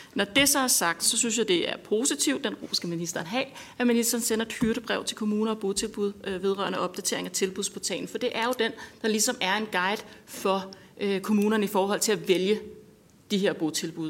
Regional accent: North Zealand, Capital Region of Denmark, Denmark; Jeg er selv fra Nordsjælland

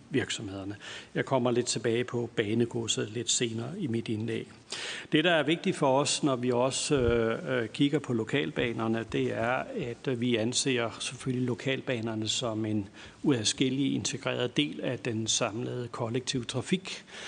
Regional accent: Lolland, Zealand, Denmark; jeg er fra Lolland og også har haft en barndom med lokalbanen

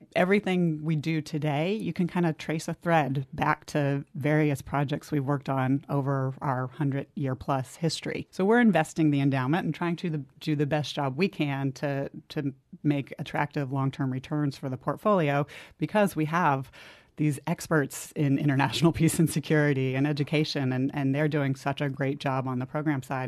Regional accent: New Jersey, United States; I grew up in New Jersey

